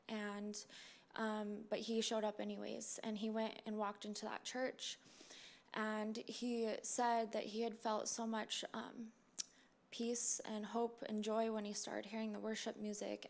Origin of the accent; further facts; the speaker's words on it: Utah, United States; moved away; I'm I'm actually from Utah, um, but I've lived here before